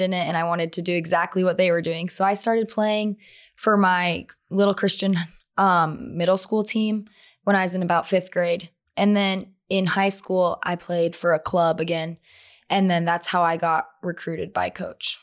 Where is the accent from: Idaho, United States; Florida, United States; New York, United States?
Idaho, United States; Twin Falls; I'm from Twin Falls, Idaho